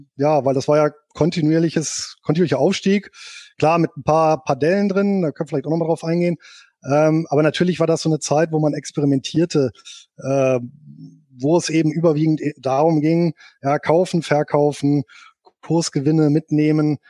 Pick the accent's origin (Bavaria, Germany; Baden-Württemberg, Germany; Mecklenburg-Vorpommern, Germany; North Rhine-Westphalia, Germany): North Rhine-Westphalia, Germany; Bonn; Geboren bin ich hier in Bonn und aufgewachsen